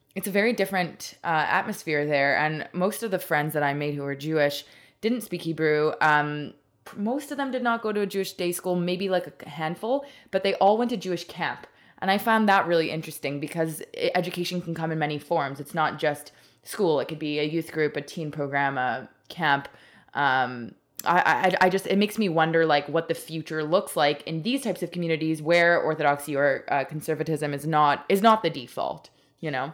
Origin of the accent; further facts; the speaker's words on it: Montreal, Quebec, Canada; moved away as an adult; now in Toronto, Canada; I grew up in Montreal and went through the whole system.